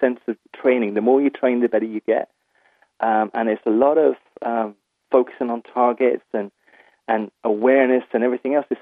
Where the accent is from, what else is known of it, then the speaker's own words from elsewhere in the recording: County Waterford, Munster, Ireland; moved away as an adult; also born or lived in England; I'm originally from Kiel in County Waterford. I moved to England when I was 18.